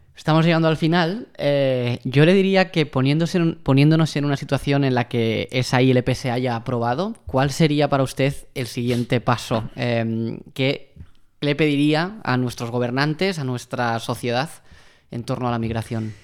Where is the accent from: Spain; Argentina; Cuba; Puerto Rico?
Spain; Barcelona, Catalonia; Pau y yo, eh, los dos nacimos en Barcelona